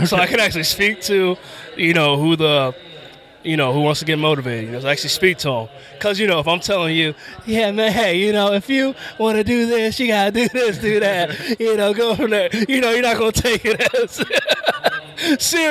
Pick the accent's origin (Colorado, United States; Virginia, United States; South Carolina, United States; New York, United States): Virginia, United States; growing up in Virginia.